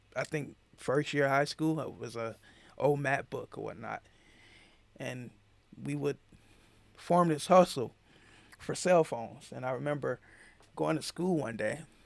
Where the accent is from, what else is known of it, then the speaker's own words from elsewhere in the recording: Atlanta, Georgia, United States; growing up in Atlanta